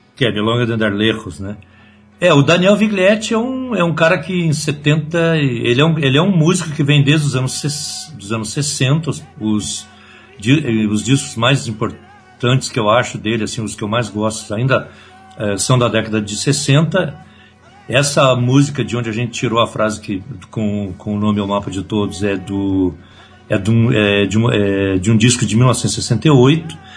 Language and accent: Portuguese; Rio Grande do Sul, Brazil; eu sou gaúcho, então eu, eu sou tenho um pouco mais de idade, eu tenho 60 anos. Então eu me criei ainda numa geração